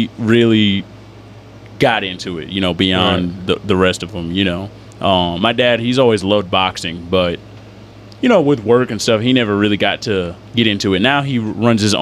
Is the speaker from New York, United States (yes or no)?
yes; Syracuse, New York, United States; now in Lancaster, United States; I'm from Syracuse originally